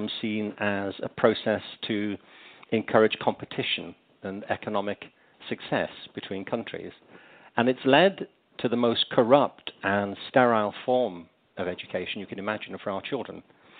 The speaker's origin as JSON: {"language": "English", "region": "England", "country": "United Kingdom", "tie": "born or raised there", "said": "I mean, I was growing up in England."}